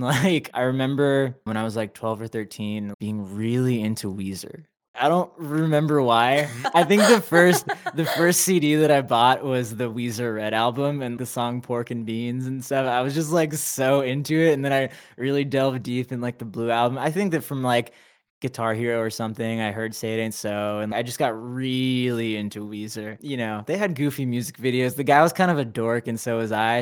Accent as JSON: {"language": "English", "town": "Anaheim", "region": "California", "country": "United States", "tie": "born or raised there", "moved": "as an adult", "lives_now": "Los Angeles, United States", "said": "I was, you know, raised in Anaheim, Orange"}